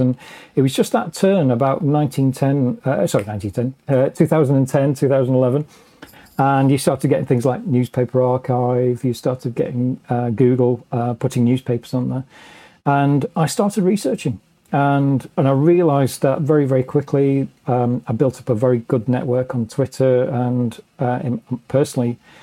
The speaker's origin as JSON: {"language": "English", "region": "England", "country": "United Kingdom", "said": "as an Englishman"}